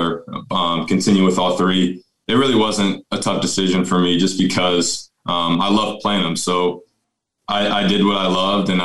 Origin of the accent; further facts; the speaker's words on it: Elkhorn, Nebraska, United States; I'm from Elkhorn just because, growing up here